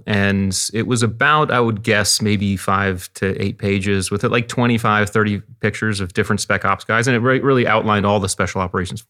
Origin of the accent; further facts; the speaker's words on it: Connecticut, United States; we grew up in Connecticut on the beach, and I was a water rat.